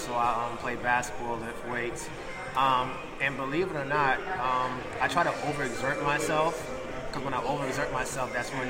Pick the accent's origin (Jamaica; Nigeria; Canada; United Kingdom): Jamaica; accent: Jamaican; now in New York, United States; And as you can hear, my Jamaican accent is pretty much gone.